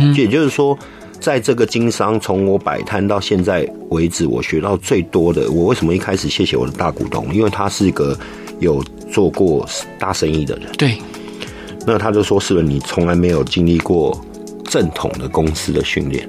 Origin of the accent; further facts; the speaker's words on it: Taiwan; also born or lived in Hengchun / Yilan; 我的国家，我的家乡这么美